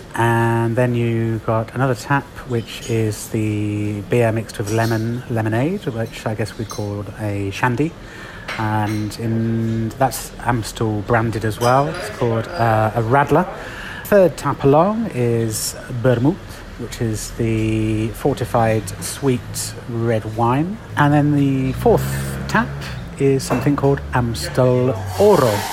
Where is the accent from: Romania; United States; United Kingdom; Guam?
United Kingdom; England; moved away as an adult; now in Madrid, Spain; I'm English